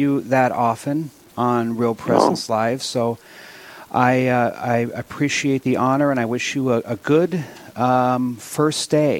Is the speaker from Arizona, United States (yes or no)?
no; Williston, North Dakota, United States; moved away; when I'm born and raised in Williston